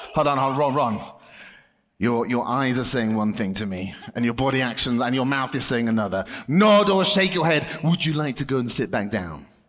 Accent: United Kingdom; I'm British

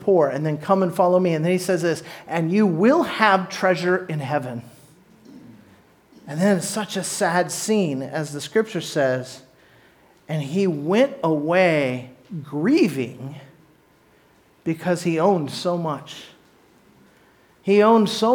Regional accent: Orange County, Southern California, United States; I was born in Southern California, down by the beach in Orange County

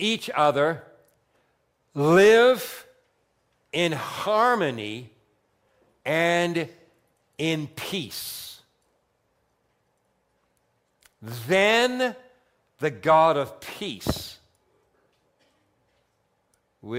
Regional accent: Vineland, Ontario, Canada; I grew up in Vineland

